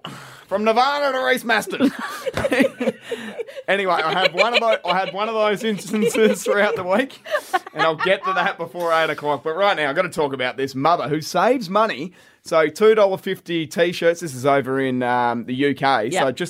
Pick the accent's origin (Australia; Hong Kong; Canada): Australia; Adelaide Hills, South Australia; me and you, we grew up in the Adelaide Hills, and we certainly didn't have a whole heap of money to rub together.